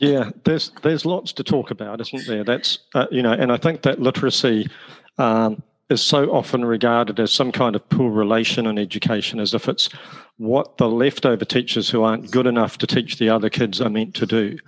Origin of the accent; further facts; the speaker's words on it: New Zealand; accent: New Zealand; moved away as an adult; also born or lived in Wales / Australia; now in United Kingdom; The accent is from New Zealand. Uh, my parents are both Irish. I was born in Wales. Uh, I grew up in New Zealand, having travelled there via Australia.